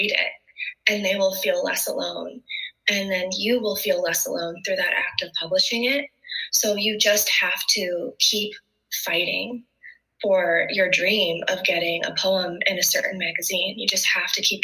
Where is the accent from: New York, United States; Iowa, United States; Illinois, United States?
Illinois, United States; Byron; moved away as an adult; now in Colorado, United States; As a little kid growing up in Byron, Illinois